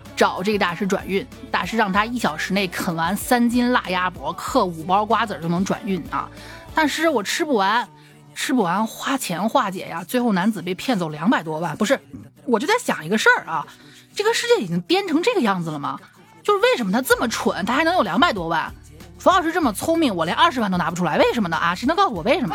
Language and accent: Chinese; Xi'an, Shaanxi, China; 我们西安这边